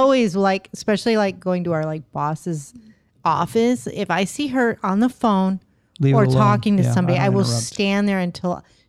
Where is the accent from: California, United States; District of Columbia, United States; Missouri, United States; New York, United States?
California, United States; moved away as an adult; now in Florida, United States; I grew up there too.